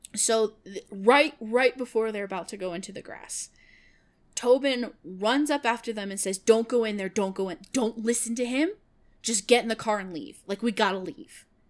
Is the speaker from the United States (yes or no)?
yes; Kansas, United States; moved away; I lived in Kansas. I was born in Kansas